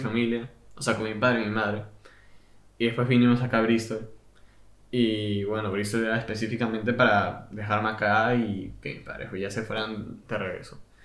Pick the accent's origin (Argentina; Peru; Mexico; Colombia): Peru; now in England, United Kingdom; yo vengo de Perú, que gana como dos años seguidos destino culinario mundialmente